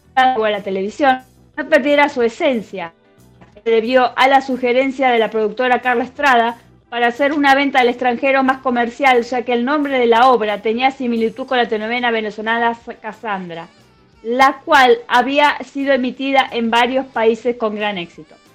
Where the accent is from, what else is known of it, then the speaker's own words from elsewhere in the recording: Argentina; nosotros los argentinos